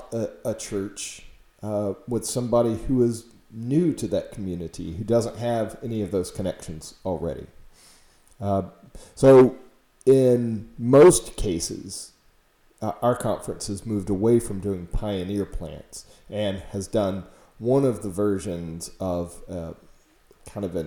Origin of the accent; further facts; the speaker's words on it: Florida, United States; my home church when I was growing up in Florida